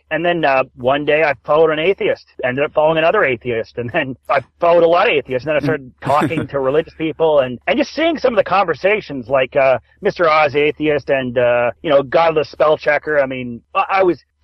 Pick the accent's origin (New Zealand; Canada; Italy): Canada; Toronto, Ontario; I'm from Toronto, Canada